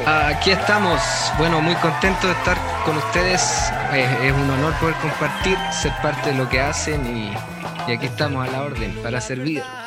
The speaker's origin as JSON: {"language": "Spanish", "town": "Calama", "region": "Antofagasta", "country": "Chile", "tie": "born or raised there", "also_born_or_lived": "Chuquicamata", "moved": "as an adult", "lives_now": "North Carolina, United States", "said": "Me crié en Calama, me crié en Calama hasta los, hasta los 18 años, de ahí salí a estudiar"}